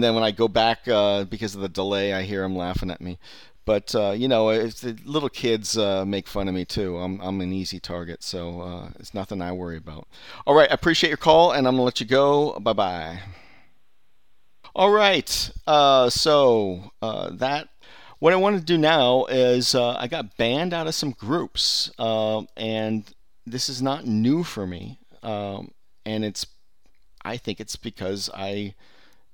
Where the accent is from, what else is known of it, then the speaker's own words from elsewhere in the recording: Bay Area, California, United States; I'm from from the Bay Area